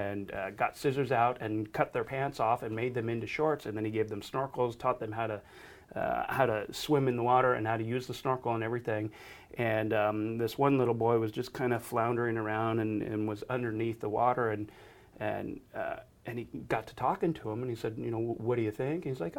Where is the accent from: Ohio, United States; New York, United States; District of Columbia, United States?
New York, United States; Buffalo; I mean, I grew up in Buffalo, New York, and nobody had swimming pools there.